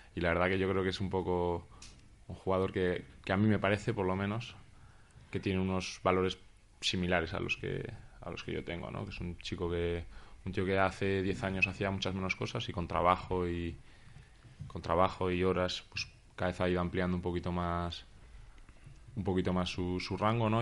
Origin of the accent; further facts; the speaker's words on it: Huesca, Aragon, Spain; moved away as an adult; also born or lived in Granada / Alicante; yo soy de Huesca y jugaba pues, en el equipo de, mi ciudad